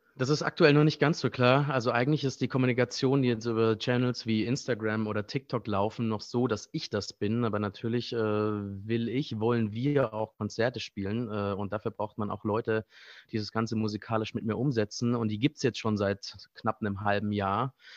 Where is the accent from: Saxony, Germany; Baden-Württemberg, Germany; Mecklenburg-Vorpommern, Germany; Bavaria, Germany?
Baden-Württemberg, Germany; moved away as an adult; also born or lived in Frankfurt / Mainz; now in Berlin, Germany; Eigentlich komme ich aus einem kleinen Kaff äh, im Südschwarzwald, äh, in, der Nähe, in der Nähe der schweizerischen Grenze. Äh, nah an Freiburg